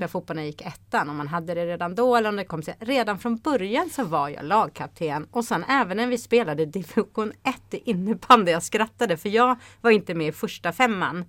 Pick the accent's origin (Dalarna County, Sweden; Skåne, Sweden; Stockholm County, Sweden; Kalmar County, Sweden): Stockholm County, Sweden; Haninge; moved away as an adult; also born or lived in Luleå; Jag är uppvuxen i Haninge